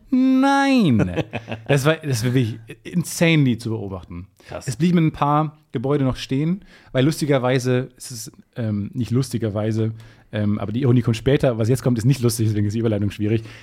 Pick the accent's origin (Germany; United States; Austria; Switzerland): Germany; Ich bin als Deutscher nach Peru gereist